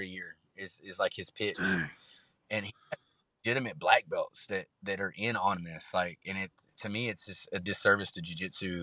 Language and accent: English; Texas, United States; born or raised there